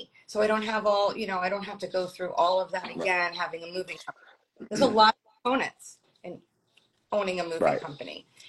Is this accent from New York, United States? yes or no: yes; Long Island, New York, United States; moved away as an adult; also born or lived in Brooklyn, New York; now in Florida, United States; born in Brooklyn, raised in Long Island